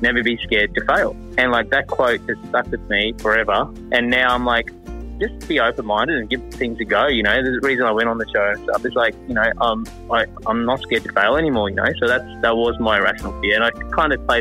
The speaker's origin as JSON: {"language": "English", "town": "Cairns", "region": "Queensland", "country": "Australia", "tie": "born or raised there", "said": "I grew up in Cairns"}